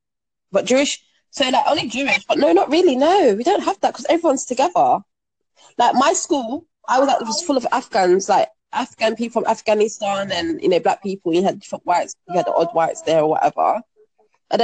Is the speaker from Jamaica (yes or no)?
yes; Jamaica; now in United Kingdom; And I'm Jamaican or whatever.